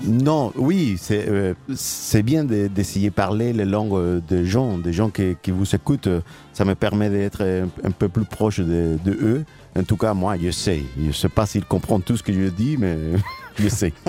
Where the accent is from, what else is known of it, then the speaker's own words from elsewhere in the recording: Cuba; French is a second language; moved away; On a, on a grandi à Cuba